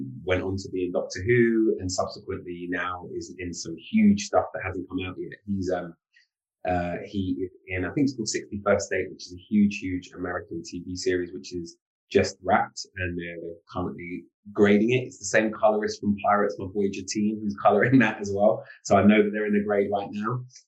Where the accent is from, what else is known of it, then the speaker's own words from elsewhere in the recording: London, United Kingdom; I grew up in Islington, which is Cockney capital of the world outside of East London